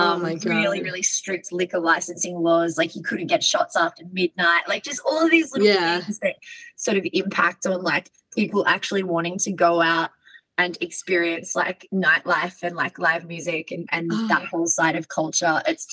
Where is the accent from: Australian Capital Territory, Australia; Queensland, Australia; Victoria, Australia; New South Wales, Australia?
New South Wales, Australia; Sydney; she, her. I'm from Sydney, Australia